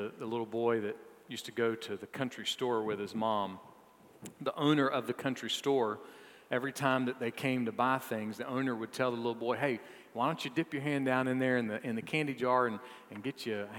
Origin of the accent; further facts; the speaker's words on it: Augusta, Georgia, United States; I was born on May 26, 1972, at University Hospital in Augusta, Georgia